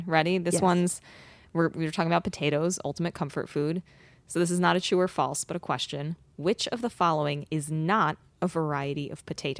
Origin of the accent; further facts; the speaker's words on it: New Jersey, United States; It pains me to put this in there because I am from New Jersey, partially.